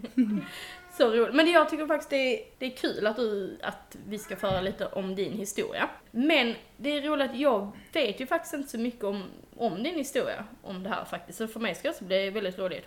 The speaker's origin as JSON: {"language": "Swedish", "country": "Denmark", "said": "jag är dansk och inte har varit där"}